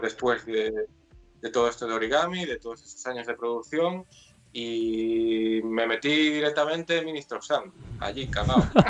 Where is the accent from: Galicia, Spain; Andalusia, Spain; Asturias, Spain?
Galicia, Spain; Vigo; soy de Vigo, nací en Vigo, me crié en Vigo y aquí sigo